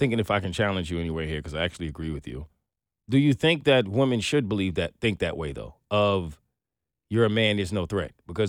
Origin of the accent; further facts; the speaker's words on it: New York City, New York, United States; No, I'm from New York City. I have been crossing the most busiest of streets in this country for the majority of my life.